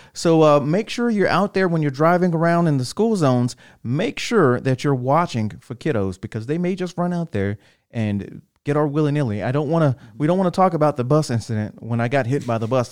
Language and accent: English; Killeen, Texas, United States; I'm from Killeen, and my dad was in 2nd Armored Division